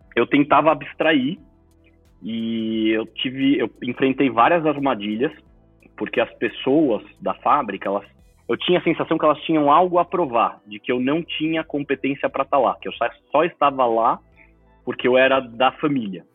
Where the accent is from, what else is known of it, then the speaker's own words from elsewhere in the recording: Brazil; Eu sou segundo filho brasileiro da família